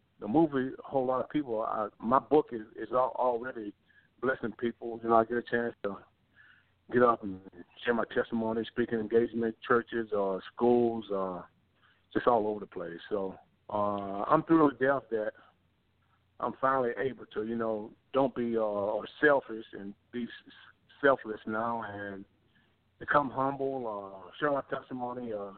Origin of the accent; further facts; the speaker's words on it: Baltimore, Maryland, United States; Willie Aikens was my childhood hero growing up in Baltimore, Maryland.